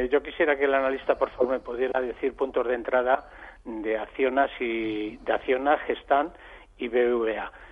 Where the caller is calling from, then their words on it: Madrid, Community of Madrid, Spain; Soy … de Madrid.